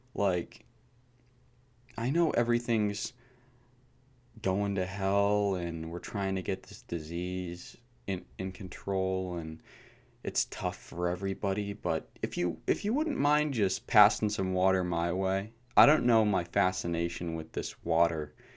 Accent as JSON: {"language": "English", "country": "United States", "tie": "born or raised there", "said": "I was born in America"}